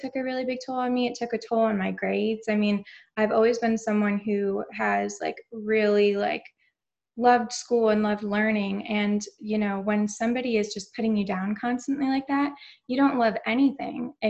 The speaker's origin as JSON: {"language": "English", "region": "New York", "country": "United States", "moved": "as an adult", "lives_now": "Orlando, United States", "said": "So I'm originally from New York"}